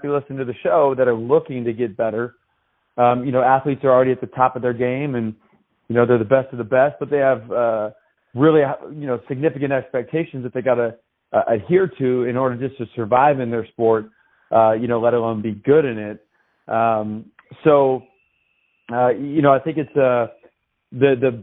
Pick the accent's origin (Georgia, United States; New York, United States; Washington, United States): Washington, United States; Tacoma; moved away as an adult; I was raised in Tacoma, Washington, lived my first 17 years.